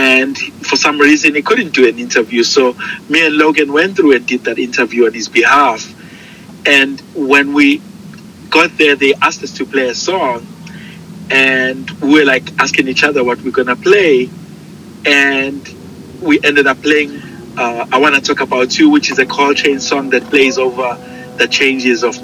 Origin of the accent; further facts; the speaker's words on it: South Africa; growing up in South Africa